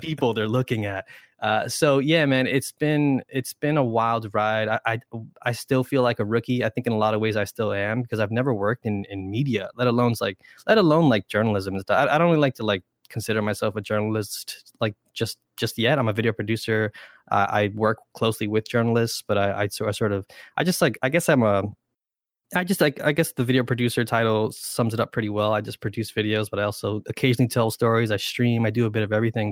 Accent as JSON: {"language": "English", "town": "New York City", "region": "New York", "country": "United States", "tie": "born or raised there", "also_born_or_lived": "Brentwood, Long Island", "first_language": "Spanish", "said": "all three of us are, uh, born and raised in New York, uh, specifically New York City"}